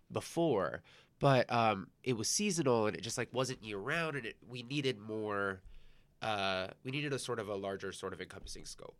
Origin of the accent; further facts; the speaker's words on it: San Gabriel Valley, California, United States; moved away as an adult; also born or lived in Torrance, California; now in New York, United States; I grew up in the San Gabriel Valley